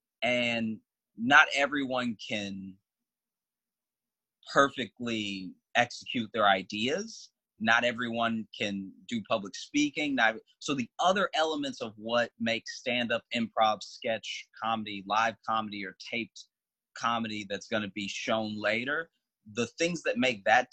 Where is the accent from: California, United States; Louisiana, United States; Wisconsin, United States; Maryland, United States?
Louisiana, United States; also born or lived in Chicago; now in New York, United States; I was born and raised in Louisiana